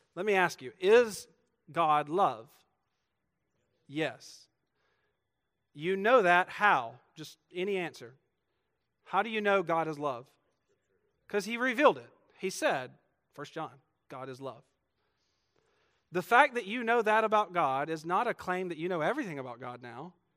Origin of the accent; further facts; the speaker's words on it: Georgia, United States; moved away; I'm from Georgia.